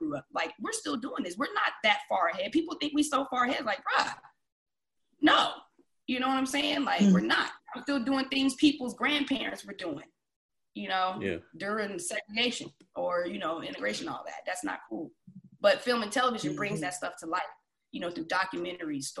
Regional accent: Columbus, Mississippi, United States; moved away; I grew up in Mississippi, in a small town, Columbus, Mississippi

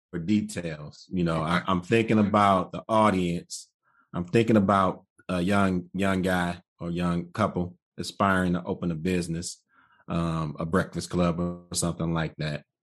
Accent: Detroit, Michigan, United States; born and raised in Detroit, Michigan. Never left.

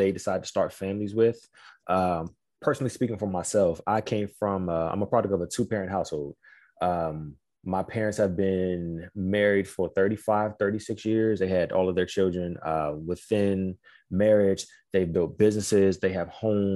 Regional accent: the DMV, DC metropolitan area, United States; Originally born and raised in the DMV, still here.

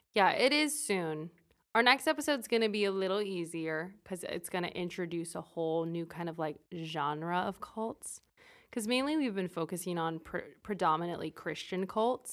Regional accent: Fresno, California, United States; I'm from Fresno, California

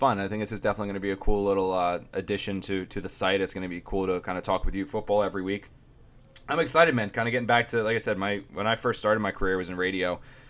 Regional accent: New Jersey, United States; I'm from South Jersey

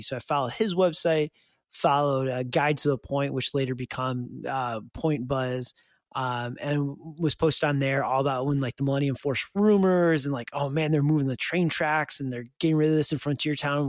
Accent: Detroit, Michigan, United States; I grew up in the Detroit area

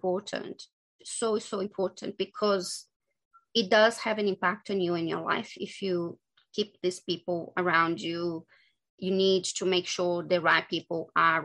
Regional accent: Brazil; English is a second language; moved away as an adult; I'm from Brazil

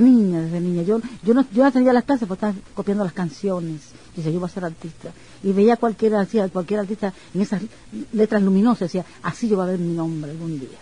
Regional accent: Naguabo, Puerto Rico; now in New York, United States; soy de Puerto Rico, de un pueblo que se llama Naguabo

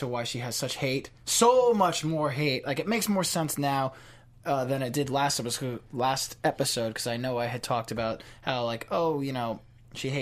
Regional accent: East Coast, United States; moved away; I'm from the East Coast

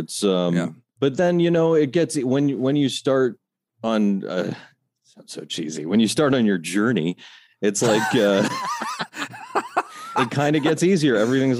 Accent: New York, United States; I'm from New York.

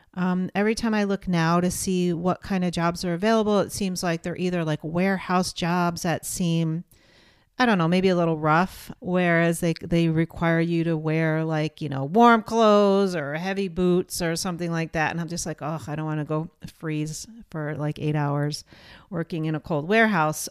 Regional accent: Portland, United States; here in my hometown of portland

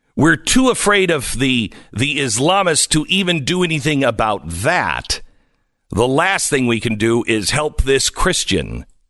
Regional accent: Pacific Northwest, United States; moved away; I grew up in the Pacific Northwest

